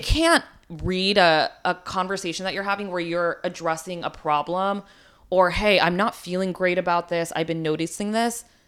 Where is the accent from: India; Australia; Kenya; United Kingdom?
India; moved away; also born or lived in New York, United States; I was born in India, like, I immigrated to the U S